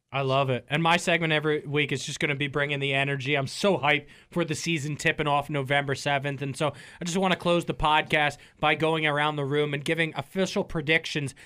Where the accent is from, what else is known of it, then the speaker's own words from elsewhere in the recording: Northern Virginia, United States; growing up in Northern Virginia